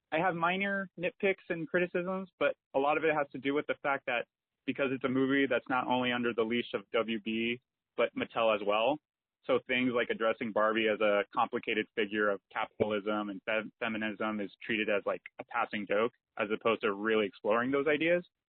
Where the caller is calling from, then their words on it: Phoenix, Arizona, United States; moved away; I'm calling you from Phoenix, Arizona, um, where I now live